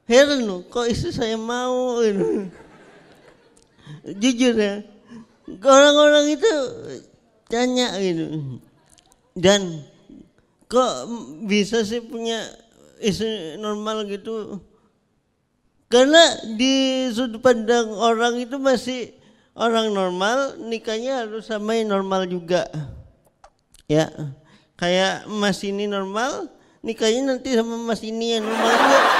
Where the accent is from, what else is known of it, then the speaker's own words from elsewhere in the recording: Indonesia; sebagai warga Indonesia kan kalau ada yang lama-lama itu pasti penasaran.